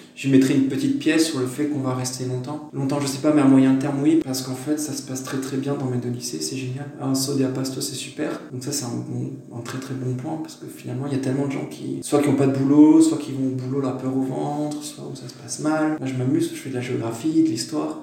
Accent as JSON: {"language": "French", "country": "France", "moved": "yes", "lives_now": "Hungary", "said": "On est plus on est français, c'est clair. On est intégré mais étranger."}